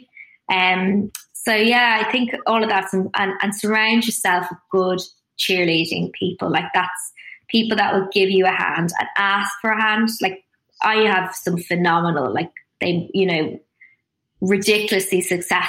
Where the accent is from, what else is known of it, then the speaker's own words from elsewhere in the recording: Dublin, Leinster, Ireland; moved away as an adult; also born or lived in Sydney, Australia / London, United Kingdom; I grew up in Dublin